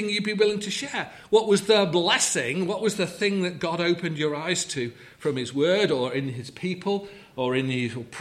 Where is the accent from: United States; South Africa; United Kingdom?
United Kingdom; England; we're English